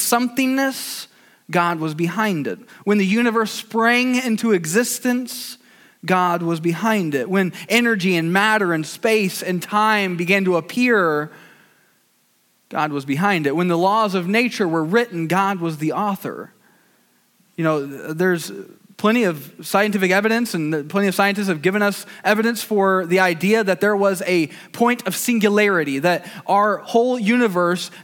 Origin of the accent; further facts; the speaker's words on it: Fort Wayne, Indiana, United States; I grew up in Fort Wayne, Indiana, the south side, otherwise known as Waynedale.